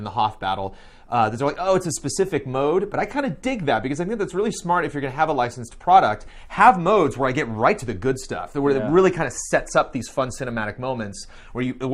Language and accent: English; Southern California, United States; I grew up in SoCal